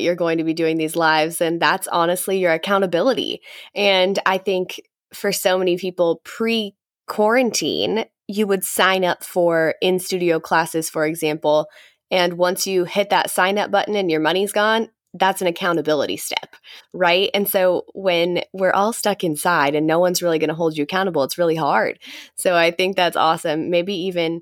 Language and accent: English; Nebraska, United States; I'm from Nebraska, which is the very center of the US.